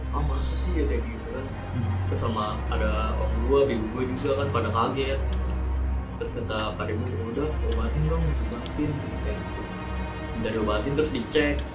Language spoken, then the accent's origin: Indonesian; Kebumen, Central Java, Indonesia; gue kampung gue di itu kebumen hmm. Nah, gue pagi-pagi berangkat ke Purwolinggo buat berobat di Solo